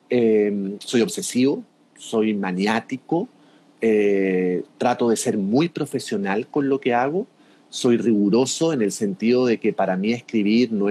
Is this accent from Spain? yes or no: no; Chile; moved away; also born or lived in Mexico; Yo le digo, soy chileno. Oh, no habla como chileno. Porque claro, me di cuenta en ese momento que tenía como un tonito mexicano de tantos años de vivir en México.